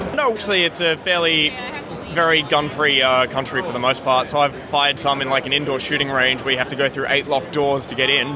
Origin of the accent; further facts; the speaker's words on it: Melbourne, Victoria, Australia; we're from Melbourne, Australia